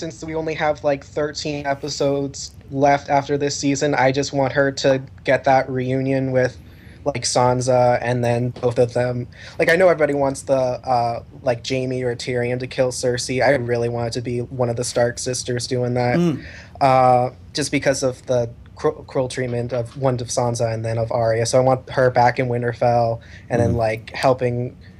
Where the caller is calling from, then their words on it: Richmond, Virginia, United States; from Richmond, Virginia.